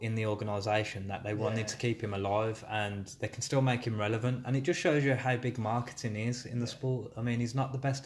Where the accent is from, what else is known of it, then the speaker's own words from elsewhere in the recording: Birmingham, West Midlands, United Kingdom; accent: Brummie; I'm a Brummie accent